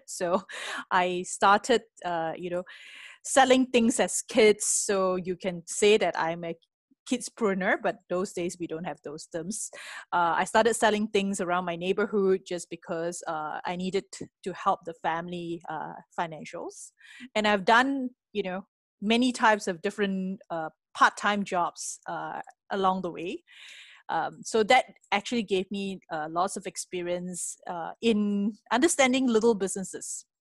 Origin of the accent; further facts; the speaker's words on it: Penang, Malaysia; moved away as an adult; now in Singapore; I come from a s, a beautiful island called Penang, uh, famous for food as well. Uh, had my earlier education in Penang